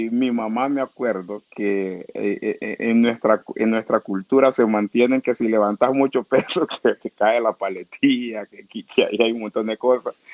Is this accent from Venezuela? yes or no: no; Trujillo, Colón, Honduras; yo nací en Trujillo, Colón. Yo soy de Trujillo, Colón, barrio Cristales. es una comunidad garífuna de, Trujillo.